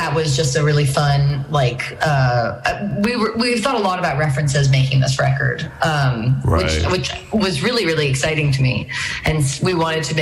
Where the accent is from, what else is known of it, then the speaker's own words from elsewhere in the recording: New York City, New York, United States; moved away as an adult; now in Nashville, United States; growing up in New York.